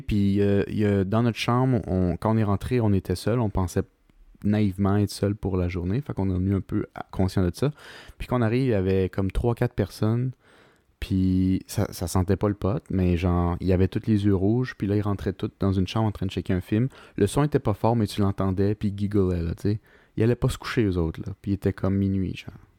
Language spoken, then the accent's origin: French; Quebec, Canada; en tant que Québécois